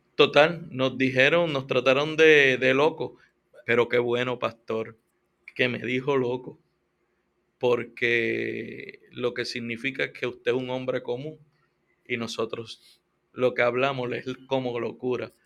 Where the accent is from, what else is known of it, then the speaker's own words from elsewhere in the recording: Puerto Rico; yo soy boricua